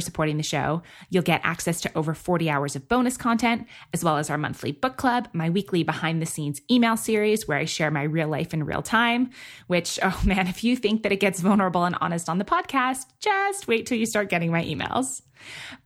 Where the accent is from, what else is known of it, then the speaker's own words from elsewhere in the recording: New York City, New York, United States; moved away; I grew up in New York City